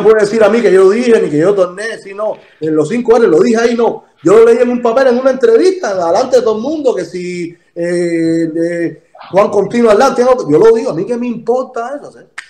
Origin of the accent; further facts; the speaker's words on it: Cuba; yo soy de San Miguel